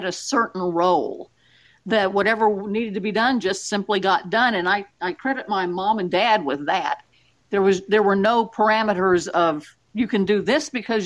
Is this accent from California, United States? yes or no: no; Oklahoma, United States; I grew up here in Oklahoma